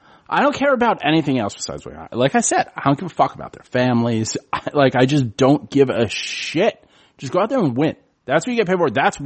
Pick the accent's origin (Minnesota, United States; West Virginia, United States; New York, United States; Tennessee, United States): New York, United States; New York City; I'm born and raised in the Bronx.